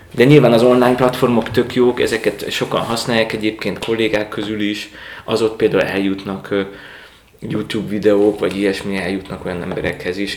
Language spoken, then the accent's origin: Hungarian; Mosonmagyaróvár, Győr-Moson-Sopron, Hungary; also born or lived in Rome, Italy / Germany; now in Budapest, Hungary; Dunántúról származom, most a Magyaróváról